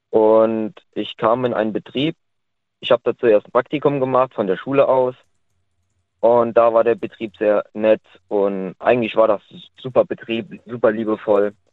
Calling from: Simmern, Rhineland-Palatinate, Germany; Ich komme aus Nähe Simmern.

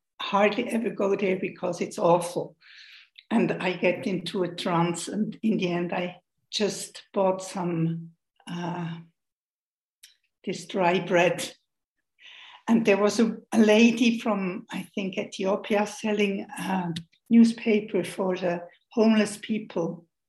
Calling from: Switzerland; I'm joining you from Switzerland, where we watch very much the hour.

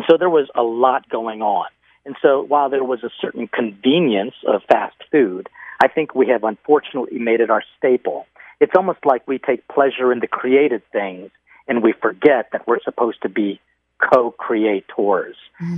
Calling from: Mexico; I am here from Mexico.

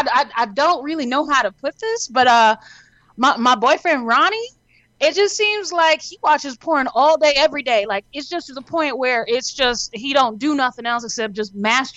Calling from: Arkansas, United States; I'm calling from Arkansas.

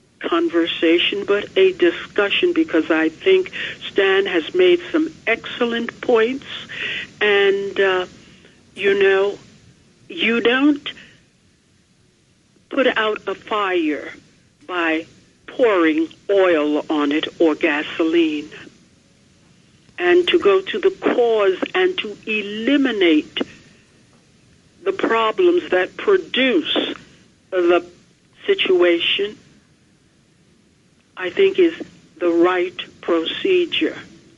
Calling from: New York, United States; from Long Island.

